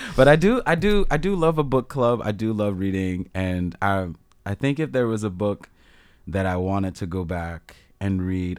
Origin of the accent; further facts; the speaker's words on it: Annapolis, Maryland, United States; moved away; I grew up around the Annapolis area